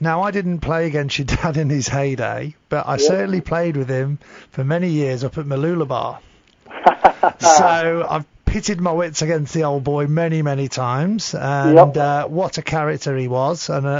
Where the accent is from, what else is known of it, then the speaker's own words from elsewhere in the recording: England, United Kingdom; Well, I grew up as well in England, and I grew up with a footballing dad as well.